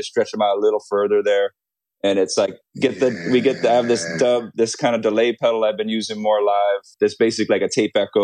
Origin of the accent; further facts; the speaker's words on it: Hawaii, United States; Growing up in Hawaii